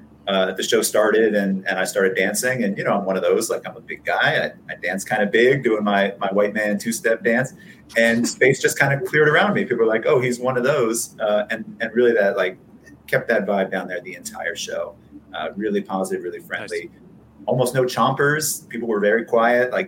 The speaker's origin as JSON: {"language": "English", "town": "Rockville", "region": "Maryland", "country": "United States", "tie": "born or raised there", "moved": "yes", "said": "It's a hometown show. I grew up in Rockville"}